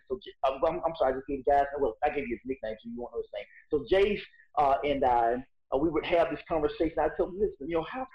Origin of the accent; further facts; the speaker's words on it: Boyd, Alabama, United States; now in Bessemer, United States; me being raised in Boyd, living in Bessemer